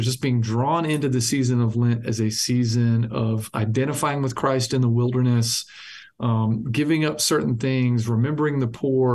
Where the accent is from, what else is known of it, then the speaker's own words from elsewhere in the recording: the South, United States; a Baptist kid coming from the South